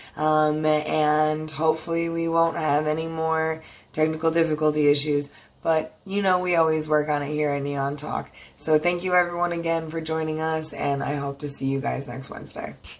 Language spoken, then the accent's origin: English; Buffalo, New York, United States; now in Raleigh, United States; I'm from Buffalo, living in Raleigh